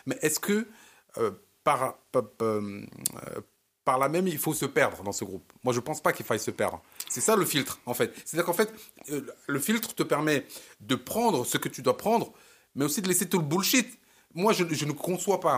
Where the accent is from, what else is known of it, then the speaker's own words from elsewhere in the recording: Cameroon; now in France; Je suis camerounais. Je suis camerounais. Je vis en France. Je prends les coutumes françaises.